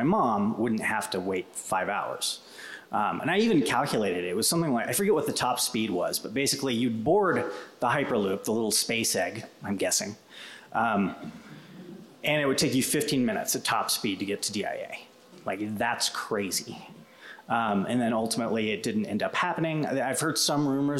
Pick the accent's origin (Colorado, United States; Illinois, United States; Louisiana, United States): Colorado, United States; Western Slope; I'm from the Western Slope. My mom had crippling rheumatoid arthritis, and it would take us 5 hours to get across the pass